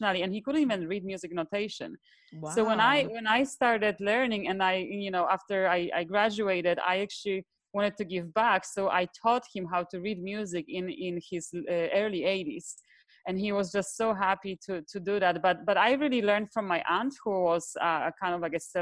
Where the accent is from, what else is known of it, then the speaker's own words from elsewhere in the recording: southern Poland, Poland; now in Miami, United States; I come from Poland originally, from a very, very small town in the south part of Poland, in the mountains.